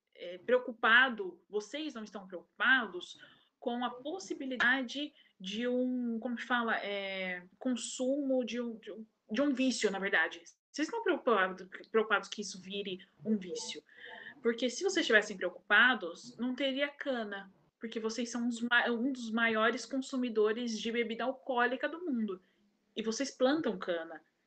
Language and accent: Portuguese; Brazil; eu sou brasileira da terra dos mar, dos mar terra